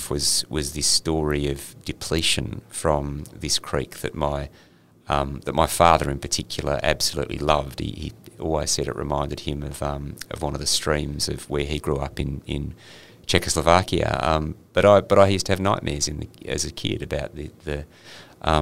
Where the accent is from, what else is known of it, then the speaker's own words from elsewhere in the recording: Perth, Western Australia, Australia; I grew up in Perth, in Perth's foothills